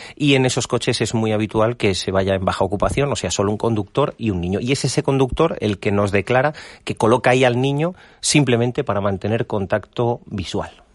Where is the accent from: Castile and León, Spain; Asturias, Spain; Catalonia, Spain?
Castile and León, Spain; Valladolid; Nosotros somos de Valladolid, llevamos nuestra tierra a todos los lados, llevamos Castilla y León por, por el mundo entero